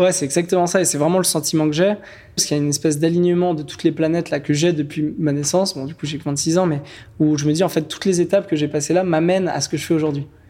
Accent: French Guiana; moved away; also born or lived in Cannes / Paris / Lyon; J'ai grandi, euh, en Guyane française

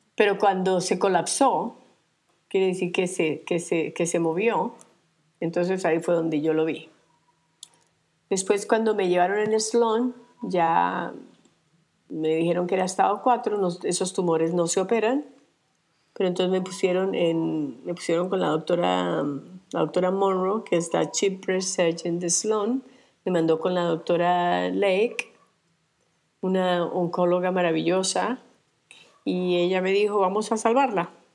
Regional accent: Armenia, Quindío, Colombia; moved away as an adult; also born or lived in Europe / New York; now in Minca, Colombia; Nací en, eh, nací en Colombia, en la ciudad de Armenia, pero salí de, Colombia desde que tenía 25 años

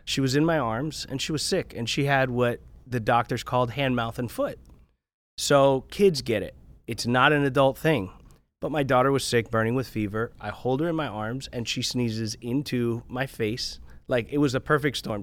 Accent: South Florida, United States; I grew up in, uh, in South Florida. I grew up right on County Line Road between Dade and Broward.

